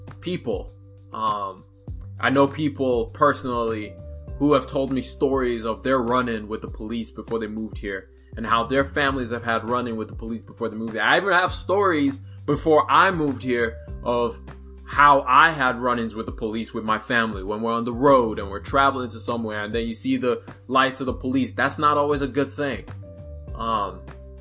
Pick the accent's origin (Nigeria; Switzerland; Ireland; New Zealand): Nigeria; now in United States; Proud to be a Nigerian. I moved to the United States in 2006